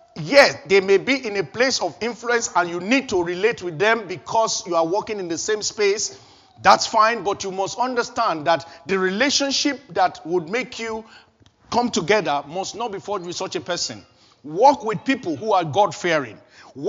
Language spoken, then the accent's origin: English; Nigeria; moved away as an adult; before I left Nigeria